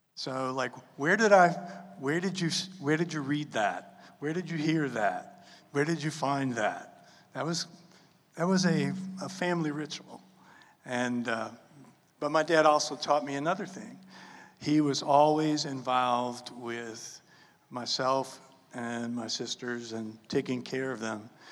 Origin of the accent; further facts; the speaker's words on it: New Orleans, Louisiana, United States; I was born and raised in New Orleans, Louisiana.